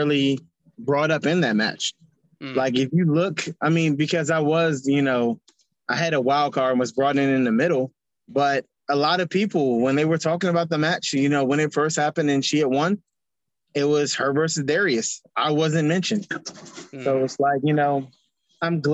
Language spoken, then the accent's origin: English; Washington, District of Columbia, United States; when I was growing up, there wasn't wrestling in our hometown, like in DC